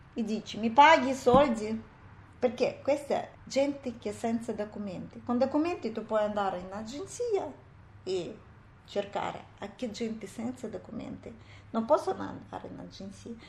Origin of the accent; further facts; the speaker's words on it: Uzbekistan; Italian is a second language; moved away as an adult; also born or lived in United States; now in Italy; sono da Uzbekistan